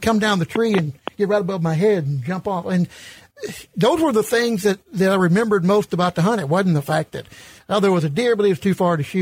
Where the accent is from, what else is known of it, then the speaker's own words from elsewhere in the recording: St. Louis, Missouri, United States; I grew up in St. Louis and didn't have the opportunities